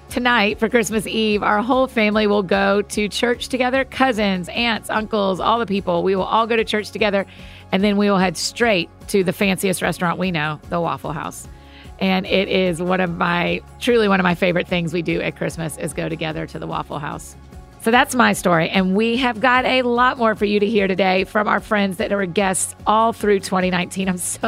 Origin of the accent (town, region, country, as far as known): Georgia, United States; born or raised there